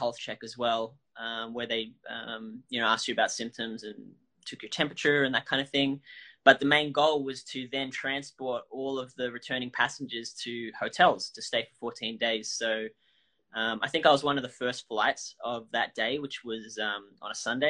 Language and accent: English; Australia; moved away as an adult; also born or lived in Los Angeles, United States; now in Sydney, Australia; I'm Australian. But I've been living in Los Angeles for the past 4 years.